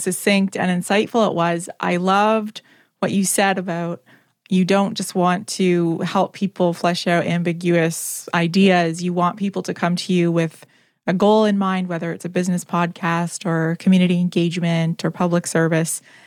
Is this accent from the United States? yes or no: no; Canada; I'm Canadian.